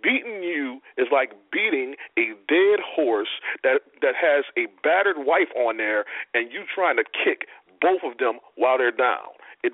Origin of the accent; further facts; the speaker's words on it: New Orleans, Louisiana, United States; I am in New Orleans, Louisiana, my hometown, my city. You don't walk in my city and take what I want.